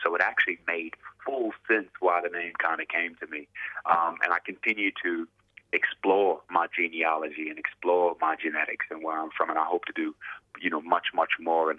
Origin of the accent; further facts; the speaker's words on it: Tarpon Springs, Florida, United States; From where I'm from, I'm from Florida, from a little small town in Florida called Tarpon Springs.